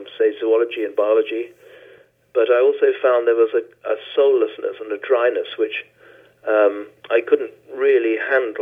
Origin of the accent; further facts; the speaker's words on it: Venezuela; I was born in Venezuela, in South America